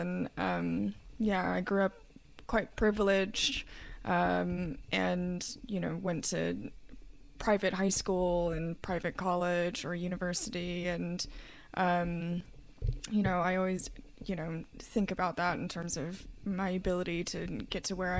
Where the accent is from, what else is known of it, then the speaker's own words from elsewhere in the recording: Kentucky, United States; And you know, growing up in Kentucky, there's quite a lot of stereotypes in terms of like horseback riding and horse racing.